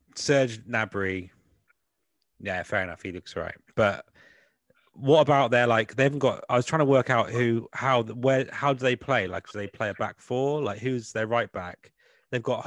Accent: West Country, South West England, United Kingdom; accent: West Country; also born or lived in Scotland; grew up in England, obviously that's why I've got this awful West Country accent

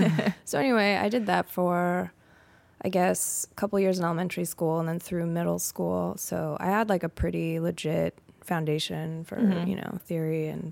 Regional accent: California, United States; In the Bay Area, California.

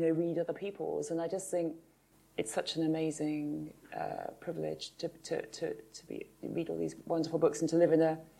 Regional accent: Kinver, West Midlands, United Kingdom; I grew up in the Midlands

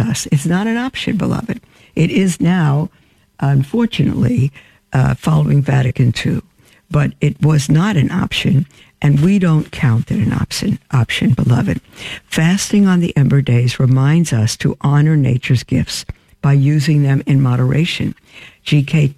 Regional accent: New York City, New York, United States; now in Winnsboro, United States; I grew up in Brooklyn, brick in Brooklyn

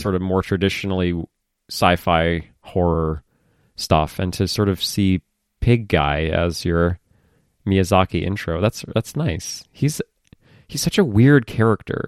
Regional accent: United States; I'm an American

